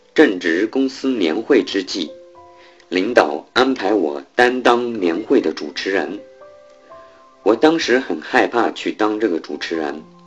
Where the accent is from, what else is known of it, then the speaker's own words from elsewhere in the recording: Liuyang, Hunan, China; now in Beijing, China; 我来自湖南浏阳，现在在北京华联集团旗下的一家物业管理公司从事财务工作